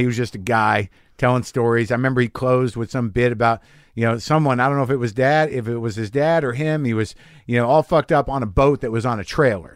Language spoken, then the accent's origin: English; New Mexico, United States; I grew up in New Mexico